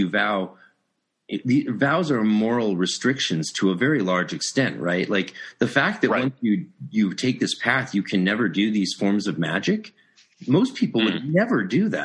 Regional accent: Vancouver, British Columbia, Canada; I'm from Vancouver

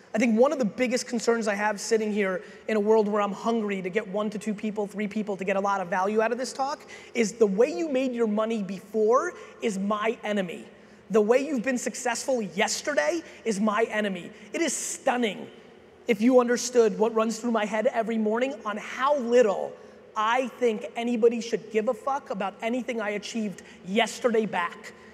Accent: Edison, New Jersey, United States; also born or lived in Soviet Union / Queens, New York; I was born in the Soviet Union. I came here as a kid. My dad eventually got a job as a stock boy in a liquor store in New Jersey. I originally lived in Queens, then I grew up in Edison, New Jersey

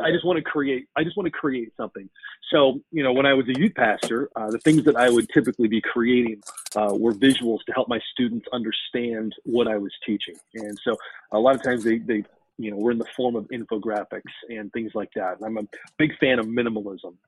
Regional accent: Denver, Colorado, United States; moved away as an adult; now in Iowa, United States; I grew up in Denver, Colorado.

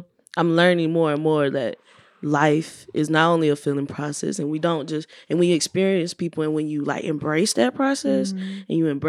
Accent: El Paso, Texas, United States; now in Bay Area, United States; I came from El Paso, Texas, like, where there was nothing around me, you know?

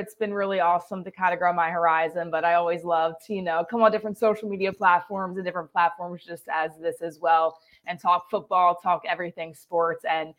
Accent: New Jersey, United States; moved away as an adult; now in Salisbury, United States; I'm originally from South Jersey, right outside of Philly. So I grew up watching all Philly sports and love them dearly. But right now I'm in Salisbury, Maryland.

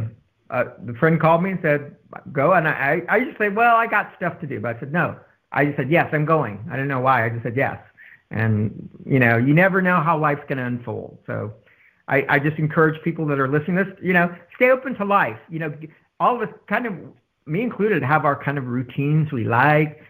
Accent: San Antonio, Texas, United States; Growing up in San Antonio

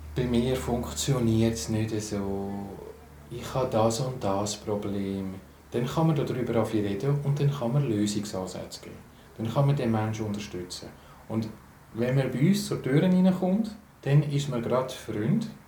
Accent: Switzerland; für mich als Schweizer

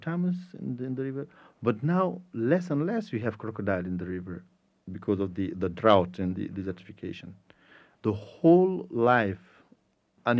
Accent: Senegal; English is a second language; I am from Senegal, and I am the Secretary General of a Federation of Grassroots Organizations, Village Associations in the north of the country

